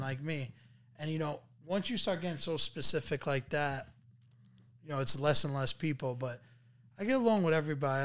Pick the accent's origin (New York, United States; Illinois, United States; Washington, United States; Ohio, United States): New York, United States; New York City; also born or lived in Queens; we grew up in apartments, you know? Like, growing up, we lived in, uh, you know, me and my sister pretty much shared a room. There was, like, a wall separating us. Now, like, leaving Brooklyn and going to Queens